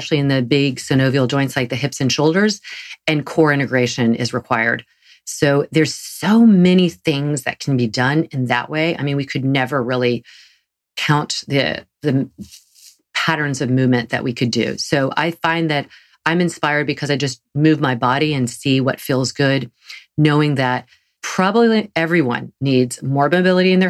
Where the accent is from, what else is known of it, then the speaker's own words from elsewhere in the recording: the South, United States; accent: Southern; my Southern accent